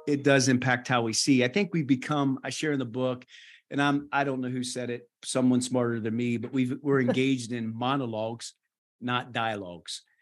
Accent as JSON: {"language": "English", "area": "Wallyford", "region": "West Virginia", "country": "United States", "tie": "born or raised there", "also_born_or_lived": "Burkina Faso / Madagascar", "moved": "as an adult", "lives_now": "Nairobi, Kenya", "said": "born and raised in Wally Ford, West Virginia"}